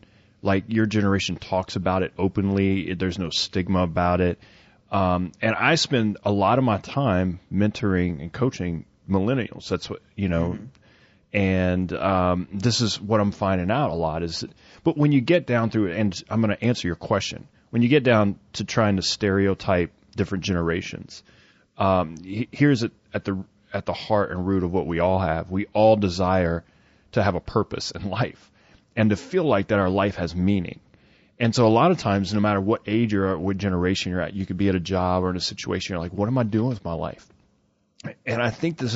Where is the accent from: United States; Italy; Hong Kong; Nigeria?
United States; the South; I grew up in the South